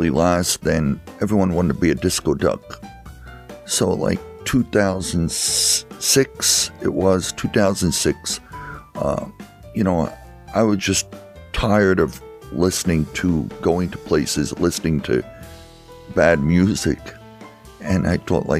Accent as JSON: {"language": "English", "town": "Easton", "country": "United States", "tie": "born or raised there", "said": "I grew up in Easton"}